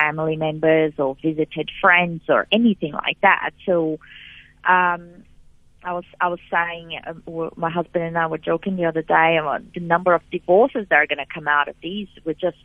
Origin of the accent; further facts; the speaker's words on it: Brazil; also born or lived in South Africa; now in Australia; I lived in South Africa, but I'm from Brazil